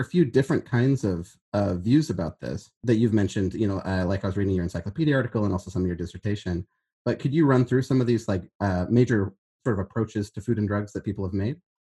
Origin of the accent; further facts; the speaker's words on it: Berkeley, California, United States; I'm from Northern California